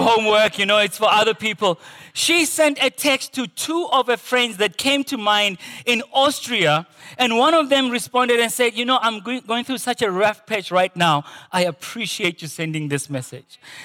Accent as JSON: {"language": "English", "town": "Potchefstroom", "region": "North West", "country": "South Africa", "tie": "born or raised there", "moved": "yes", "said": "growing up in Porch's room"}